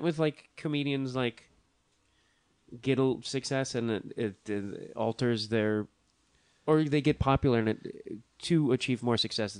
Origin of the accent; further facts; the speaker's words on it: Chicago, Illinois, United States; As a Chicagoan